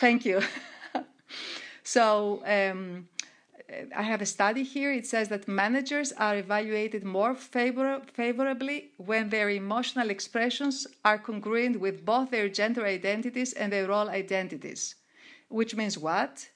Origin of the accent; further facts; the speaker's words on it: Greece; moved away as an adult; also born or lived in Monaco; I started as an entrepreneur in my hometown in Greece.